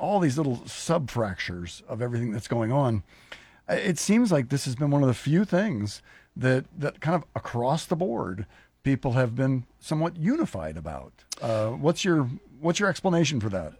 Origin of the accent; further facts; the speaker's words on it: Lincoln, Nebraska, United States; I was raised in Lincoln, and, and then now I've, you know, done work here in Lincoln